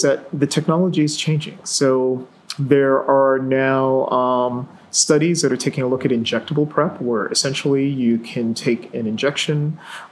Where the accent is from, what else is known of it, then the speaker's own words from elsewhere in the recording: New York City, New York, United States; I grew up in New York City